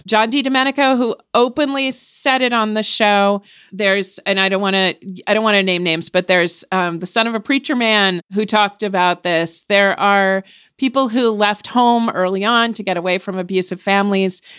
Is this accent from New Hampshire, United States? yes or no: yes; New Hampshire, United States; first language English; I was born in New Hampshire